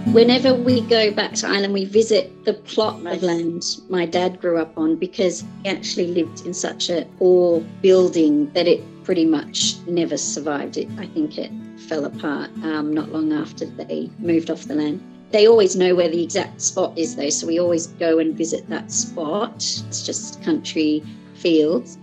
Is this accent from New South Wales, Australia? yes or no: yes; Sydney, New South Wales, Australia; now in France; I was born in Australia to Irish parents and I now live in France